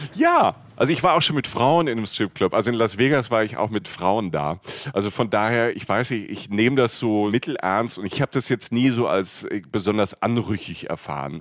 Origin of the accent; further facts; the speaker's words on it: Germany; als Deutscher